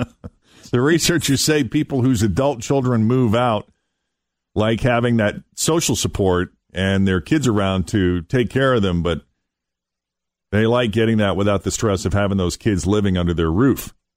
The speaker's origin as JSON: {"language": "English", "region": "Massachusetts", "country": "United States", "tie": "born or raised there", "said": "I was in my home state of Massachusetts"}